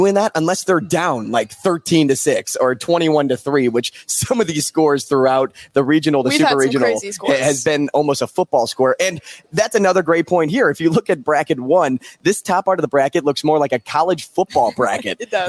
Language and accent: English; St. Louis, Missouri, United States; I didn't grow up in a college town. I'm from St. Louis.